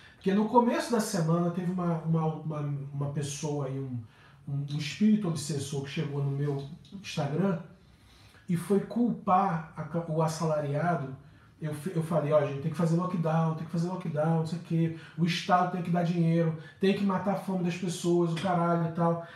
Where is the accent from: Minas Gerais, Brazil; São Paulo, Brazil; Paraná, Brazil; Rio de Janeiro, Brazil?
Rio de Janeiro, Brazil; eu sou do Rio há 46 anos